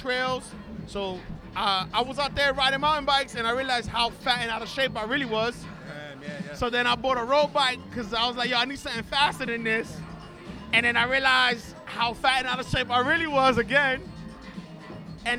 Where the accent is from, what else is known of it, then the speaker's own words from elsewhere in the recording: New York City, New York, United States; Born and raised in the Bronx.